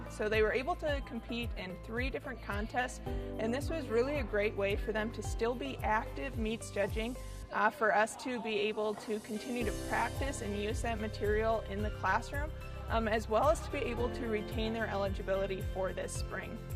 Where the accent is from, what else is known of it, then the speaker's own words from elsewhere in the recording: Greenwood, Nebraska, United States; I'm from Greenwood, Nebraska, and I'm a senior here at the University of Nebraska-Lincoln.